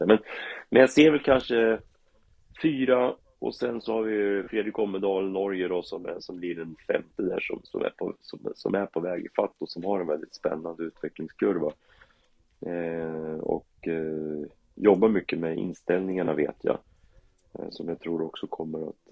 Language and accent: Swedish; Karlskoga, Örebro County, Sweden; jag är ju uppvuxen i Karlskoga